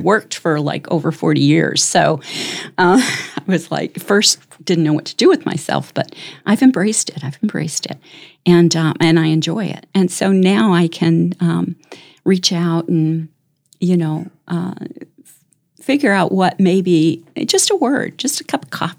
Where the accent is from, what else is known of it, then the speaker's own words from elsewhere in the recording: Chicago, Illinois, United States; moved away as an adult; also born or lived in Tennessee / Denver / South Dakota; now in Brandon, South Dakota, United States; I grew up in Chicago